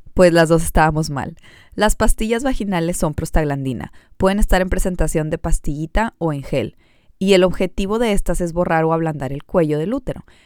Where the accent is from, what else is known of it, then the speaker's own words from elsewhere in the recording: United States; Brenda y yo también nacimos en Estados Unidos